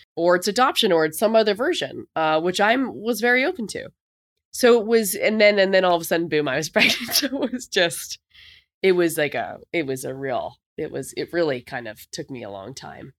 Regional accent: Canada; moved away as an adult; also born or lived in New York; as a Canadian

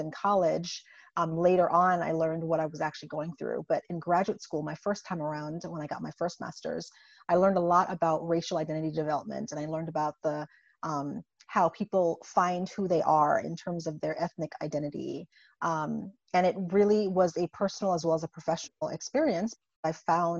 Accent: St. Croix, U.S. Virgin Islands; moved away as an adult; also born or lived in Buffalo, New York / Indiana; I was born and raised in the Caribbean, in the U.S. Virgin Islands. And so I come from a very small 84 square mile island named St. Croix

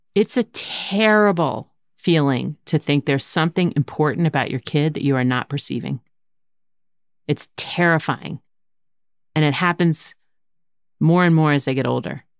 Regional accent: outside of Philadelphia, Pennsylvania, United States; When we were growing up outside of Philadelphia

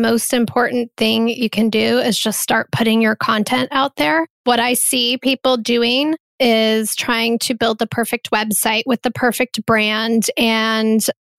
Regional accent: Midwest, United States; I'm from the Midwest. There's no one in my family that's an entrepreneur.

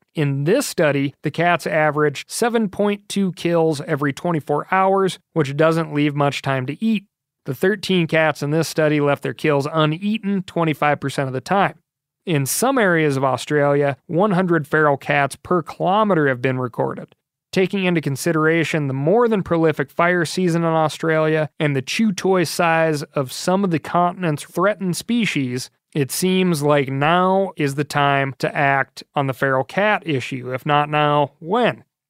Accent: Montana, United States; my home state of Montana

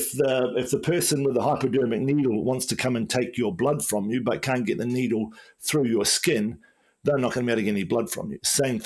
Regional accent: Wellington, New Zealand; when I grew up in New Zealand in the 1970s, you know, there wasn't much sun in Wellington.

